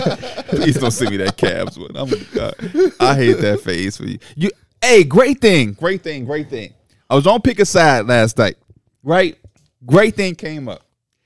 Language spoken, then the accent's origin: English; Chicago, Illinois, United States; as a Chicago-born kid